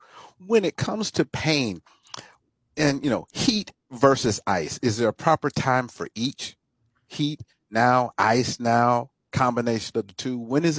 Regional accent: Fort Lauderdale, Florida, United States; now in Tallahassee, United States; I live in sunny Florida, not South Florida anymore. I'm from Fort Lauderdale. I live in Northern Florida in Tallahassee

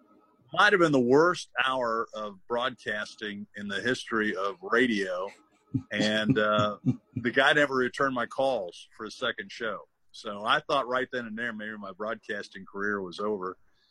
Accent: Dayton, Ohio, United States; I was growing up in Dayton, Ohio.

